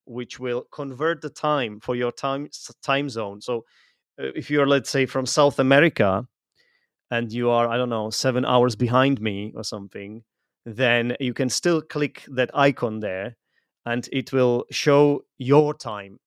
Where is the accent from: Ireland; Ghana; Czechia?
Czechia; I'm from Europe. I come from the Czech Republic.